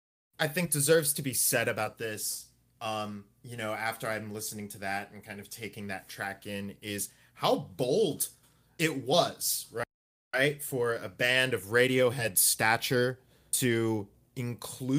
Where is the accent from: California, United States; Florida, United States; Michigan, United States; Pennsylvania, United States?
Florida, United States; Gainesville; my hometown, Gainesville, Florida